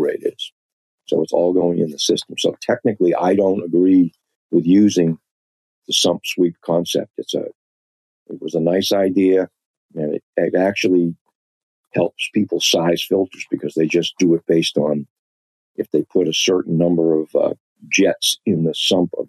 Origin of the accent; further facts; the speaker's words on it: Boston, Massachusetts, United States; accent: Boston; my Boston accent